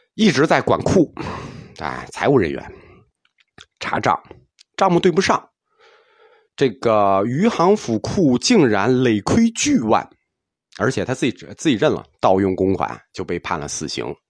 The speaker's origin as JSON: {"language": "Chinese", "country": "China", "said": "我们中国人"}